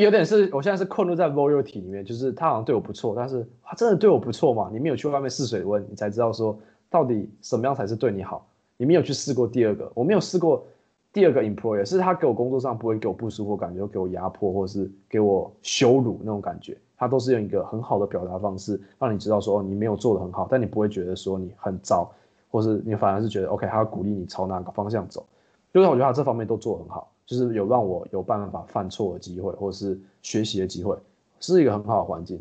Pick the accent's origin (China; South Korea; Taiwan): Taiwan; moved away as an adult; now in Singapore; 因为我是台湾人